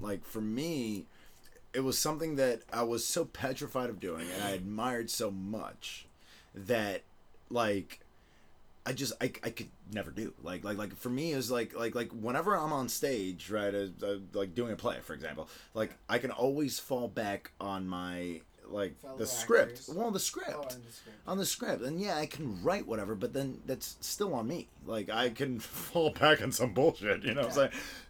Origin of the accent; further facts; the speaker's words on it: Venezuela; also born or lived in Florida, United States / Argentina; I was born in Venezuela, and I sort of, like, went back and forth my whole life between Florida and Venezuela, and then I also lived in Argentina.